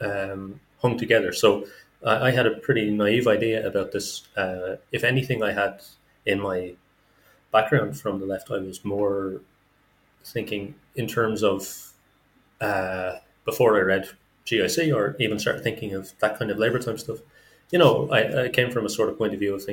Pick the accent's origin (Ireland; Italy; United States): Ireland; Dublin, Leinster; moved away as an adult; now in Kazan, Russia; I am from Dublin in Ireland, and I live at the moment in Russia, in Kazan City